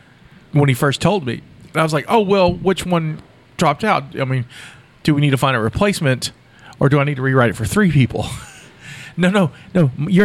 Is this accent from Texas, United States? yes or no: yes; Texas, United States; accent: southern; I'm from Texas. I only have a southern accent.